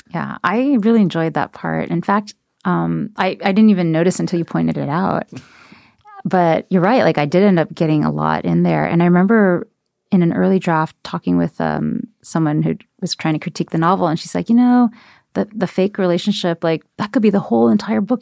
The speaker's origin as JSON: {"language": "English", "region": "Ohio", "country": "United States", "tie": "born or raised there", "said": "someone who's been a minority and growing up in Ohio without any other Asian Americans around"}